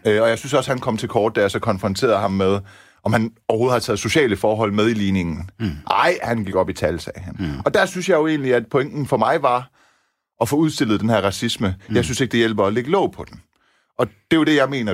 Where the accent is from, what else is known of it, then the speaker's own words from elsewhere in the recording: Denmark; mine forældre er etniske iranere, ja, ja, ja jeg er dansker med anden etnisk baggrund